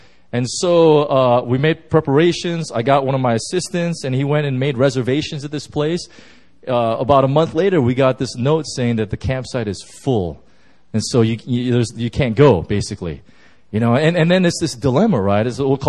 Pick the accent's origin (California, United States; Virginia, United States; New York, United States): California, United States; I'm from Southern California, and I drove in my truck right from Southern Cal, and I drove all the way up to Yosemite.